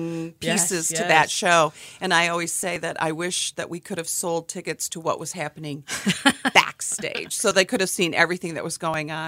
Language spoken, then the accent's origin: English; Kalamazoo, Michigan, United States; moved away as an adult; also born or lived in Louisville, Kentucky; I grew up here in Kalamazoo